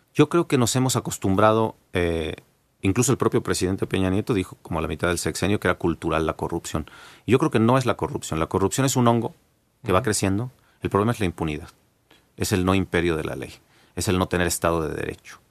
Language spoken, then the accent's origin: Spanish; Mexico; los mexicanos